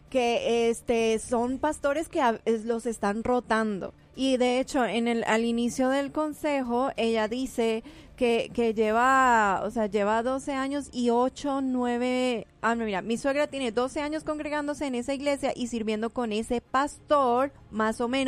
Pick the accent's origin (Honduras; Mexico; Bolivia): Mexico; Tal vez Lupita me entienda, pero nosotros como mexicanos somos cero barberos.